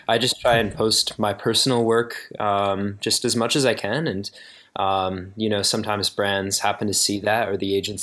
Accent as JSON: {"language": "English", "region": "Oregon", "country": "United States", "tie": "born or raised there", "said": "I grew up in Oregon, and it's really, really beautiful here"}